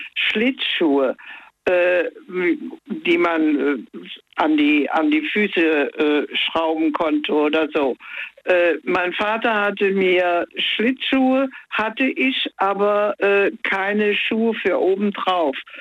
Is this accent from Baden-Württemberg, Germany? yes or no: no; Koblenz, Rhineland-Palatinate, Germany; ich bin ja aus Koblenz